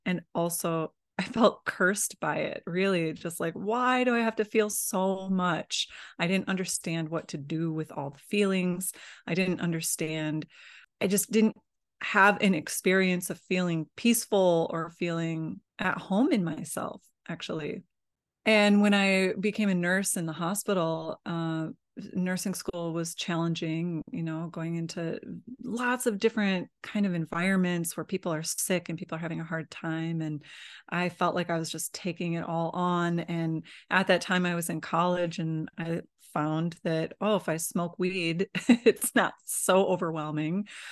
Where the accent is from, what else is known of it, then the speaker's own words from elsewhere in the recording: Midwest, United States; I grew up in the Midwest, in the United States